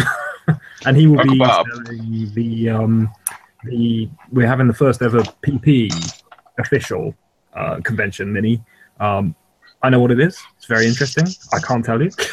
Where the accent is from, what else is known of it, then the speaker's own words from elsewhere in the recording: United Kingdom; we're British, not American